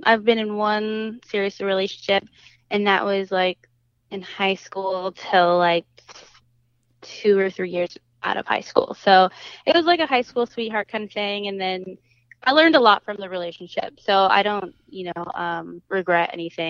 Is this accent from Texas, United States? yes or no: no; Washington, United States; now in Los Angeles, United States; I'm originally from Washington State.